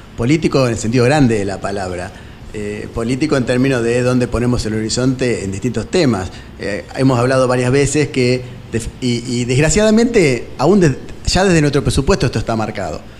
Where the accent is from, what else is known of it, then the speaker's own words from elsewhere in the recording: Nueve de Julio, Argentina; somos de la provincia y somos también de Nueve de Julio